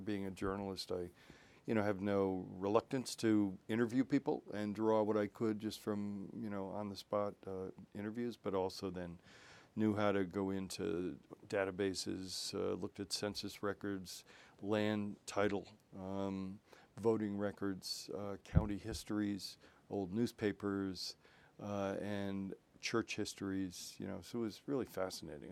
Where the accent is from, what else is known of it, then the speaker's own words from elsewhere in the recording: Waverly, United States; moved away; my house where I grew up in Waverly